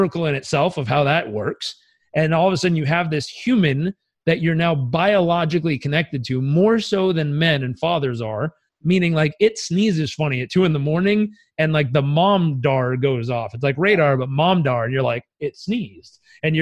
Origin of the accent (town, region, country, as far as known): United States